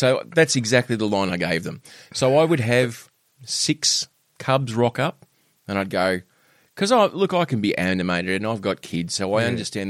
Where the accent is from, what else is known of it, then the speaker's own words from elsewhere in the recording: Penguin, Tasmania, Australia; you and I are both from Penguin, right?